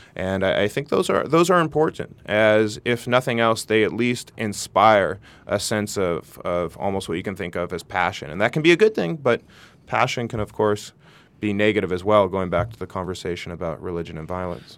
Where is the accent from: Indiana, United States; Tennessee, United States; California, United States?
California, United States; Santa Barbara; my best friend who I grew up with here in Santa Barbara